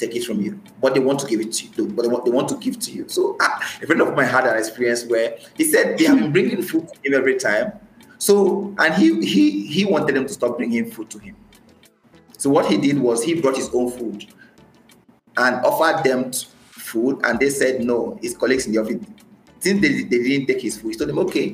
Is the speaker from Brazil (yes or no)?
no; Nigeria; moved away as an adult; now in Saudi Arabia; I am Nigerian